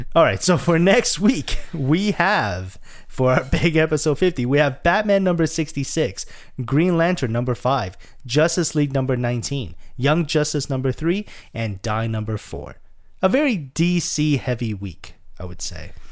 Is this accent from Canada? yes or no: yes; Canada; we're Canadian